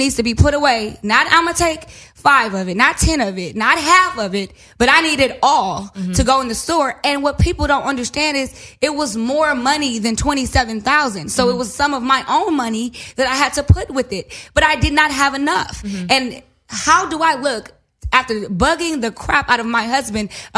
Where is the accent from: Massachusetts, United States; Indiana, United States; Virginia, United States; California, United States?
California, United States; Inglewood; I am from Inglewood.